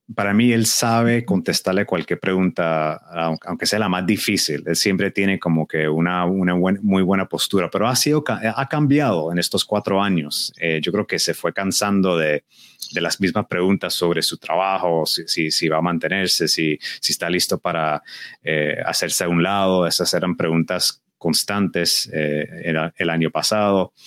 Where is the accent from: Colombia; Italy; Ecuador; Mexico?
Colombia; siendo colombiano